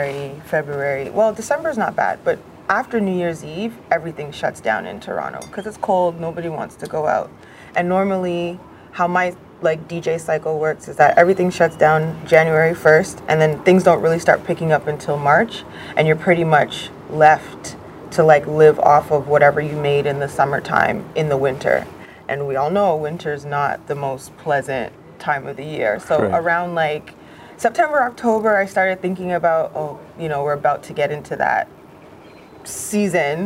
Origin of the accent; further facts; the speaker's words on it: Trinidad & Tobago; I'm West Indian and I'm from Trinidad